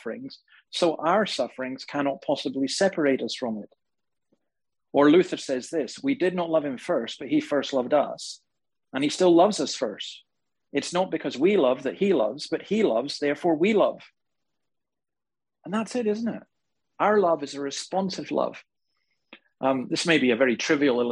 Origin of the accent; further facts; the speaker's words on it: Scotland, United Kingdom; now in Australia; Right now in my home country in Scotland